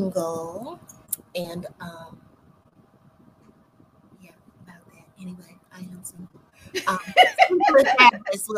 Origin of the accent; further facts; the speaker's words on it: New Jersey, United States; now in Chesapeake, United States; I'm here in Virginia, Chesapeake, Virginia, but originally born and raised in New Jersey, and I moved here in 1999, but I will always be a Jerseyan